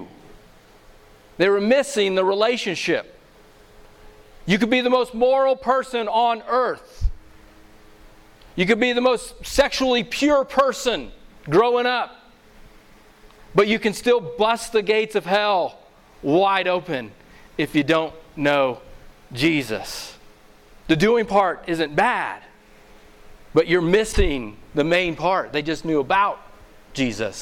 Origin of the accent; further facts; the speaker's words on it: Missouri, United States; moved away; I'm originally from Missouri